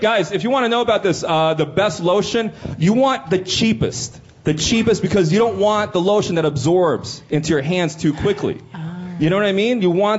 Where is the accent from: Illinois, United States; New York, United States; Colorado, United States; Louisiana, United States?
New York, United States; New York City; I grew up in the South Bronx, right?